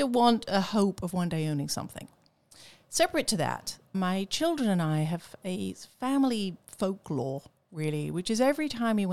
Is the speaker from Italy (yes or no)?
no; England, United Kingdom; moved away; I grew up in England